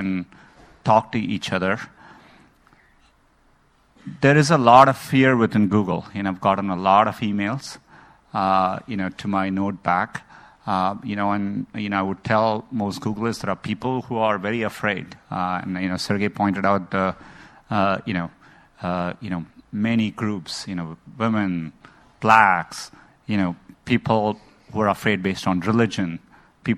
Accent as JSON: {"language": "English", "country": "India", "tie": "born or raised there", "moved": "yes", "said": "I grew up in India"}